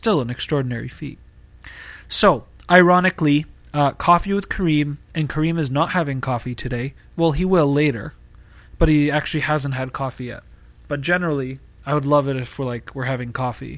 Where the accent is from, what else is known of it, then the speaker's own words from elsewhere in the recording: Boston, Massachusetts, United States; moved away as an adult; now in California Bay Area, United States; I was born and raised in Massachusetts